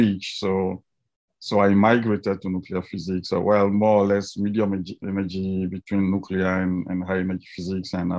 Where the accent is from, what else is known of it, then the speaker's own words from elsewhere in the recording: Togo; moved away as an adult; now in United States; I was born in Africa, and I did my undergraduate in Togo in West Africa before I came to the US for a master's degree in physics